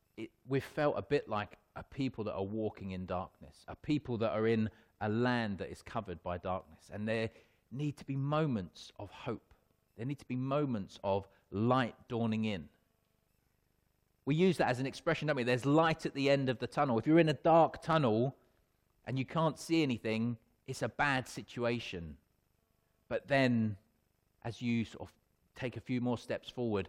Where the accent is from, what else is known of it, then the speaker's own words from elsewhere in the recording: Wealdstone, London, United Kingdom; I was born in Radcliffe Road in Wealdstone. So not at hospital, I was born at home.